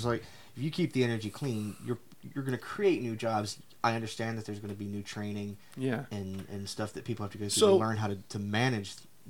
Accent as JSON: {"language": "English", "region": "Southern West Virginia", "country": "United States", "said": "I am from Southern West Virginia."}